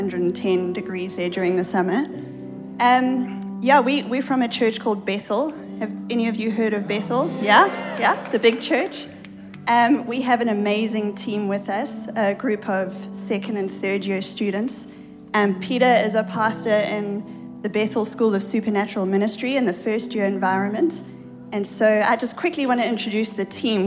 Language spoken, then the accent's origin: English; South Africa; moved away as an adult; now in United States; we have an accent. We are not Americans. We come from South Africa, the other side of the world